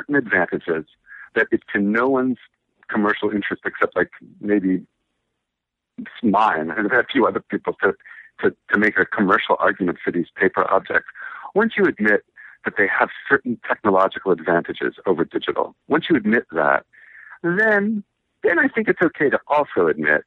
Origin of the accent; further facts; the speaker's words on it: Washington, District of Columbia, United States; now in New York, United States; I was born in Washington, D.C., and I was raised in Washington, D.C., in the city, in Adams Morgan